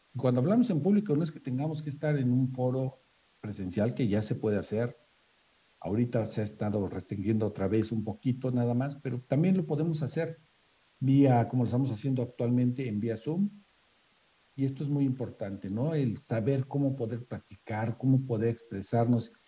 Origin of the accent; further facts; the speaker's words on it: Yucatán, Mexico; no nada más como yucatecos, sino como mexicanos